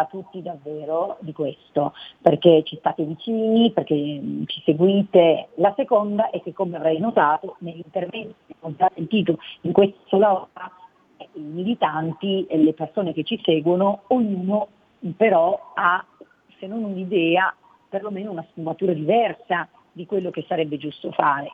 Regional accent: Cuneo, Piedmont, Italy; now in Milan, Italy; nella città dove sono nata, a Cuneo

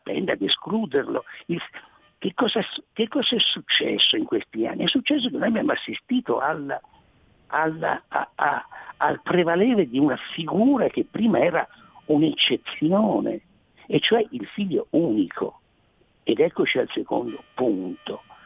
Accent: Tuscany, Italy; dicono dalle mie parti, non so delle vostre, in Toscana

